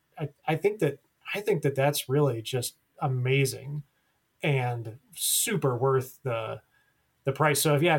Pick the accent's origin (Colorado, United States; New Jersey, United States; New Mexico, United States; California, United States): New Mexico, United States; I'm from New Mexico.